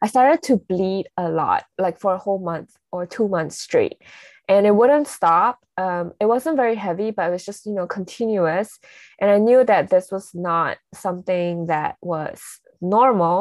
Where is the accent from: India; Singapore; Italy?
Singapore; moved away as an adult; now in Los Angeles, United States; I'm also Singaporean.